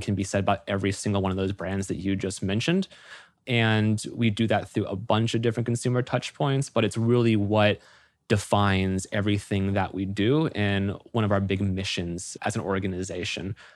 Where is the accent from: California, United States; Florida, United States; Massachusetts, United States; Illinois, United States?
Florida, United States; moved away as an adult; I had moved up from my hometown in Florida